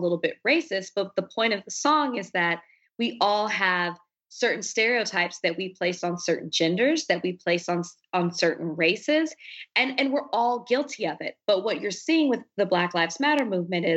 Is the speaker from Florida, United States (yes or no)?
no; Dallas, Texas, United States; I'm from Dallas, Texas. I grew up with two sisters.